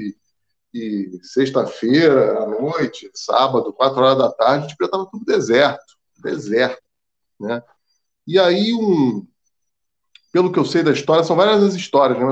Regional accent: Rio de Janeiro, Brazil; eu sou nascido e criado na Lapa

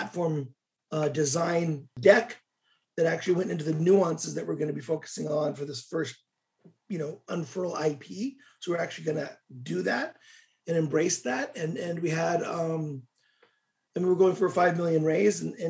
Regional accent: United States; also born or lived in Russia; I'm American, so my business experience was all Russian

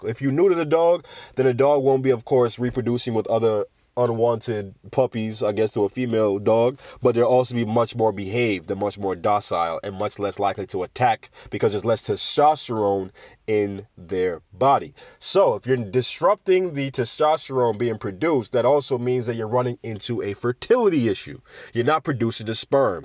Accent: Jamaica; Jamaica, my home country

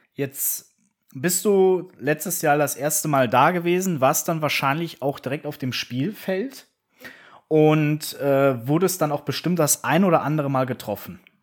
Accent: Koblenz, Rhineland-Palatinate, Germany; meine Heimatstadt Koblenz

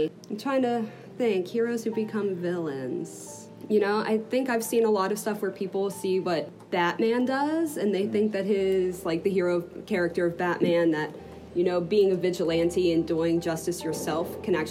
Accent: Morgantown, West Virginia, United States; I grew up here in Morgantown

